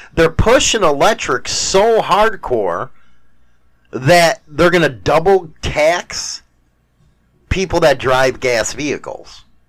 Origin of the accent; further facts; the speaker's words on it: Wisconsin, United States; So, hey, I'm from Wisconsin, motherfucker. I don't need those plates.